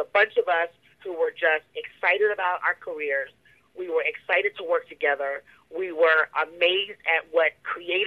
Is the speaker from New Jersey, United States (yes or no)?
yes; New Jersey, United States; growing up in New Jersey